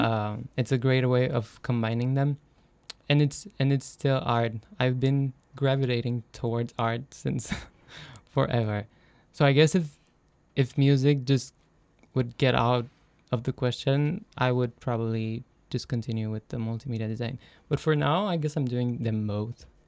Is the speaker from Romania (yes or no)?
yes; Romania; moved away as an adult; now in Denmark; I come from Romania